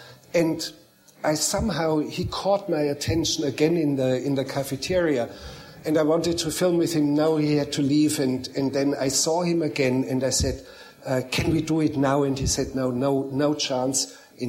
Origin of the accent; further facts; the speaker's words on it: Bavaria, Germany; English is a second language; I grew up as a boy, I grew up in Bavaria in the mountains, and I was looking after cows, and as a boy I learned how to milk cows.